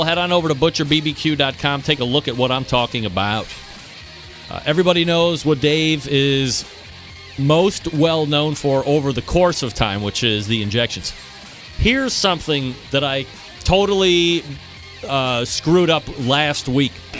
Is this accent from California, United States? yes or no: no; Cleveland, Ohio, United States; my hometown, Cleveland Cavaliers